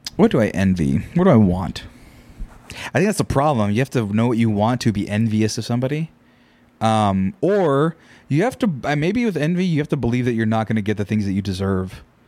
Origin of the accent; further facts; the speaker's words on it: Central Valley of California, United States; I grew up in the Central Valley of California where there's not much